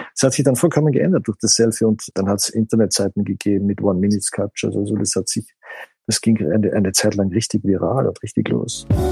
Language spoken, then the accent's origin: German; Austria; wie ich aufgewachsen bin in Österreich